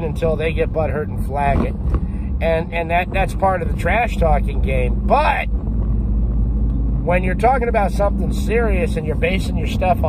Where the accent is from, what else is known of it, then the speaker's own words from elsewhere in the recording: United States; As an American